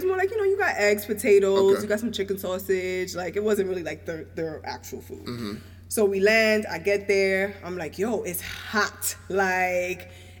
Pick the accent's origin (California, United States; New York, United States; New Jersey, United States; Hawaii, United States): New York, United States; I'm from New York, but my family's from the Caribbean.